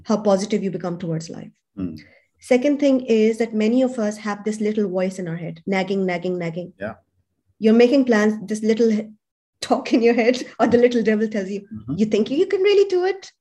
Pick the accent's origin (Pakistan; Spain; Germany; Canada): Pakistan; moved away as an adult; also born or lived in Europe; now in Sydney, Australia; I come from Pakistan